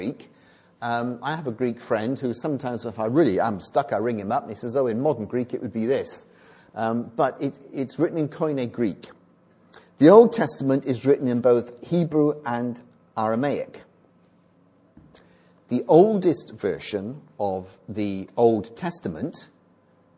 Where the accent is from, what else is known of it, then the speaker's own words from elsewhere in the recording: Bristol, South West England, United Kingdom; accent: Bristol; my Bristol accent